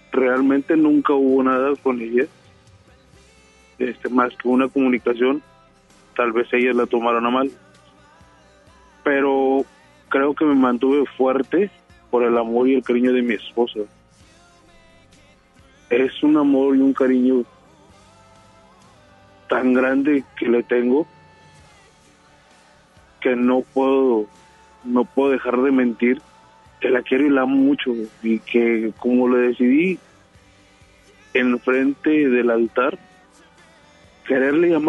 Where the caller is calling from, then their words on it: Apodaca, Nuevo León, Mexico; De Apodaca, Nuevo León.